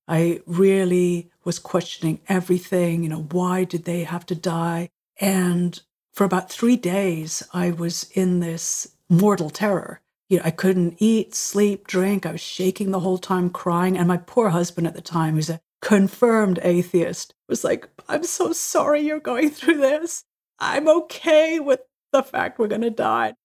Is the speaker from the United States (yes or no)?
no; Ireland; I was born in Ireland, uh, my parents are Catholic, and so we were surrounded by Catholic culture